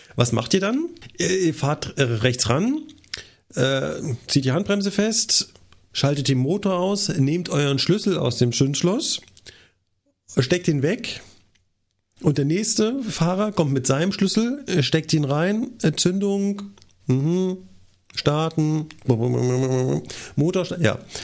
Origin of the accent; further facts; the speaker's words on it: Berlin, Germany; aus meiner Heimat von Radio 1 aus Berlin.